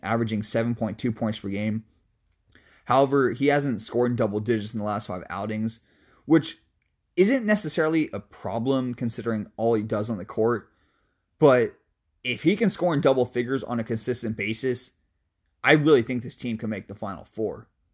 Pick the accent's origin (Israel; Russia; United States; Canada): United States; Seattle, Washington; I love my hometown, baby, North Seattle, two oh six